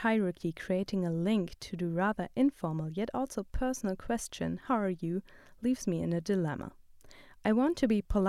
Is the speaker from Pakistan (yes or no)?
no; Germany; moved away as an adult; now in Athens, United States; In my home country, Germany